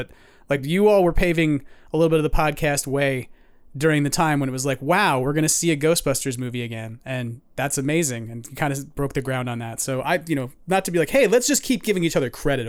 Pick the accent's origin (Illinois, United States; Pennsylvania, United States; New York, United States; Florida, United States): New York, United States; because I'm a New Yorker right. who's Irish and Italian.